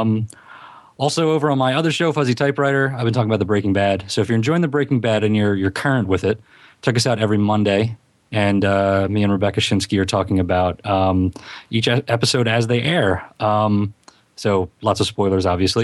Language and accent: English; Philadelphia, Pennsylvania, United States; accent: Philadelphia; my Philadelphia accent